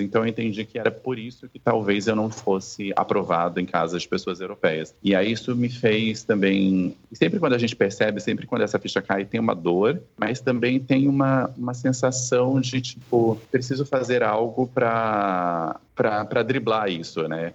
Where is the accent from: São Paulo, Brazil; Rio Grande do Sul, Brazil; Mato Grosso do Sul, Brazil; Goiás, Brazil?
Mato Grosso do Sul, Brazil; Campo Grande; eu nasci em Campo Grande, no Mato Grosso do Sul